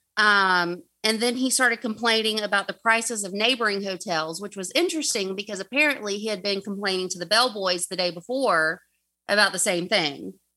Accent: the South, United States; accent: southern; way too southern

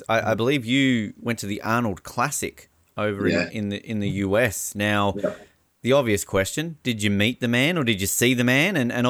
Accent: Australia

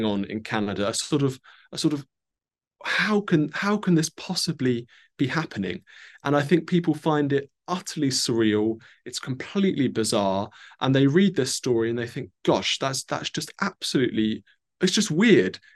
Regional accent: United Kingdom; me as a Brit

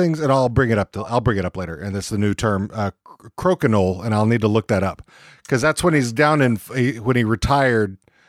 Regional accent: Texas, United States; also born or lived in Kansas; now in Seattle, United States; I grew up in Texas

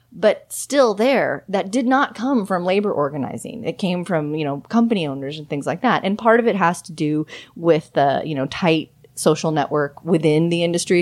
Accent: Los Angeles, California, United States; moved away as an adult; also born or lived in Austin, Texas; I'm from Southern California, from the Los Angeles area

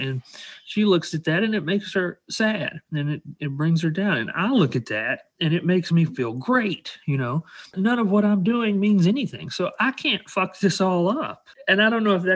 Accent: Alabama, United States; I grew up in Alabama around working class people.

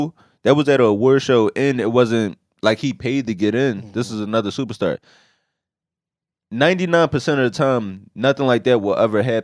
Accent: Philadelphia, Pennsylvania, United States; I'm a comedian, but I'm also from West Philly

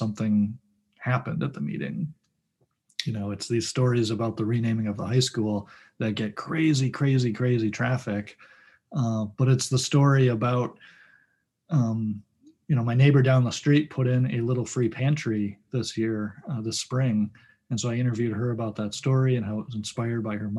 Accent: Detroit, Michigan, United States; now in West St. Paul, United States; I grew up in the Detroit area, and we read the Detroit Free Press too

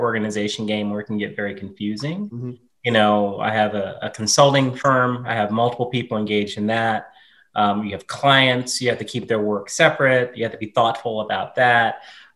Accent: Southern Virginia, United States; moved away; growing up in Southern Virginia

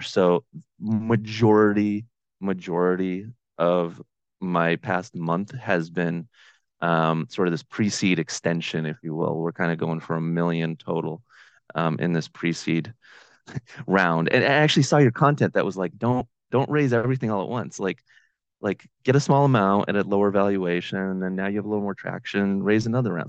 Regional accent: Boston, Massachusetts, United States; also born or lived in Ukraine; in the Boston area, uh, which is where I'm from

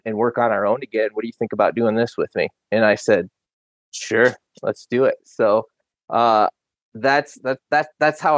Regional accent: Roscommon, Michigan, United States; also born or lived in Iowa / Bay City, Michigan; We moved back to Michigan, where I'm from. I'm from Roscommon, which is up north, and I live in Bay City currently

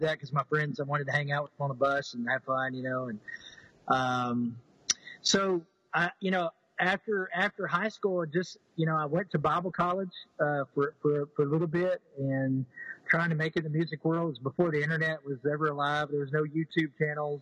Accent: East Texas, United States; also born or lived in Houston, Texas; Southern, you know, uh, kid from East Texas. Uh, you know, I was I was I was born in Houston

